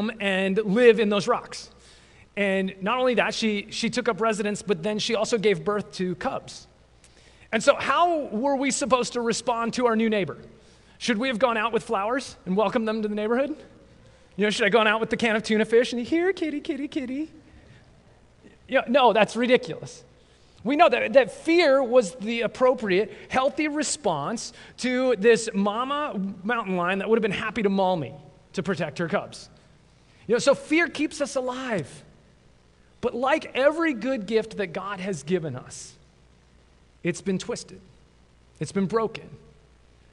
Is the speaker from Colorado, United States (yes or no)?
yes; mountains west of Denver, Colorado, United States; I grew up in Colorado, actually just into the mountains west of Denver